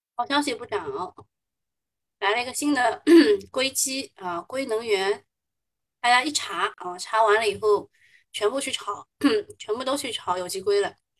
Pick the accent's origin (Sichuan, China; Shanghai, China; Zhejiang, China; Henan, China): Shanghai, China; 我们上海人嘛